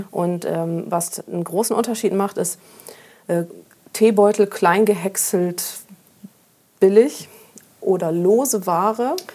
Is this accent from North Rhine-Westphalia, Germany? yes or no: no; Friesland, Lower Saxony, Germany; now in Hamburg, Germany; ich bin in Friesland groß geworden, so richtig schön auf dem Dorf und sehr ländlich und sehr grün